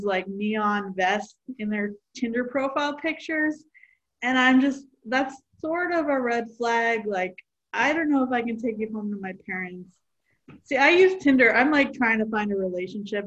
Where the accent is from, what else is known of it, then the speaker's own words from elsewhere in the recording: Delaware, United States; I am a comic from Delaware